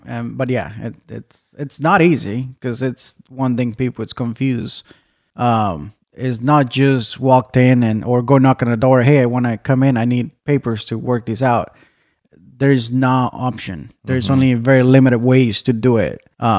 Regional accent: Mexico; now in Arizona, United States; I was born in Mexico.

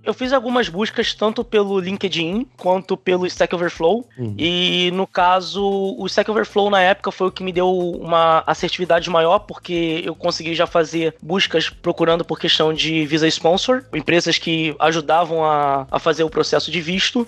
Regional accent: Rio de Janeiro, Brazil; moved away as an adult; now in Prague, Czech Republic; sou do Rio

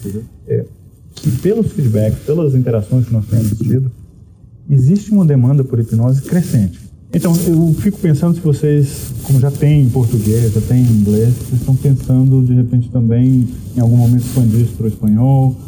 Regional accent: Goiás, Brazil; eu sou de um, do Brasil, eu, eu sou de Goiás, né, no interior do Brasil

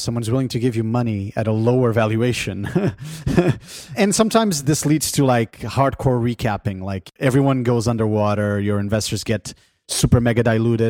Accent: Portugal; moved away; In my home country of Portugal

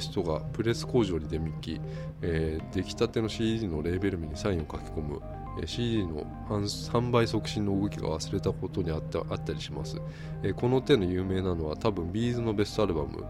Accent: Tokyo, Japan; 俺ずっと東京だから

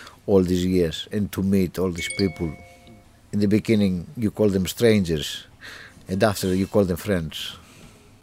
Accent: Greece; moved away as an adult; now in Cambridge, United Kingdom; I grew up in Greece.

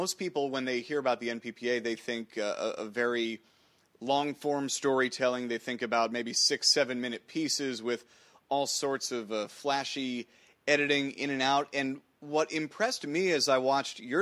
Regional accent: New Jersey, United States; I grew up in New Jersey

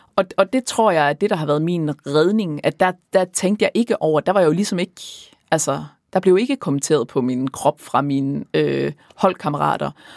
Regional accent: Aars, North Denmark Region, Denmark; now in Copenhagen, Denmark; min fødeby, Aars

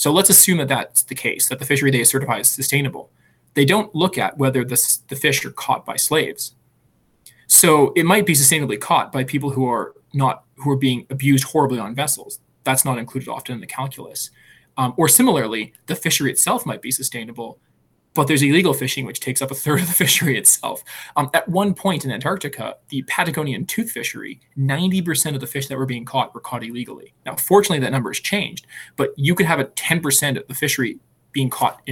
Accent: Alberta, Canada; moved away; I'm from Alberta

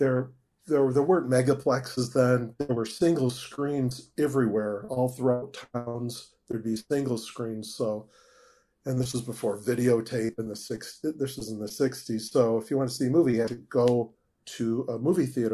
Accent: Niles, Illinois, United States; Grew up in Niles, Illinois

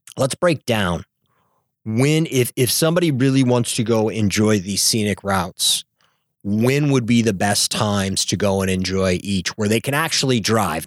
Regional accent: Northern Illinois, United States; moved away as an adult; also born or lived in Chicago; now in Southern California, United States; I'm from teeny tiny town in, in Northern Illinois

